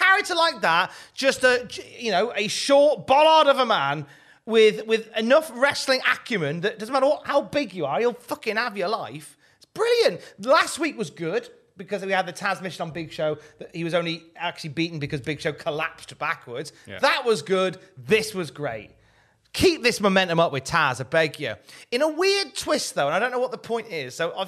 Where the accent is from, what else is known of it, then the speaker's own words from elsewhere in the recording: Blackpool, North West England, United Kingdom; strap matches were very popular when I was growing up in Blackpool.